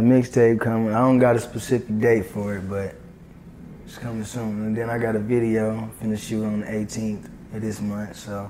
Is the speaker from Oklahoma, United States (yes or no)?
yes; Tulsa, Oklahoma, United States; I'm from Tulsa.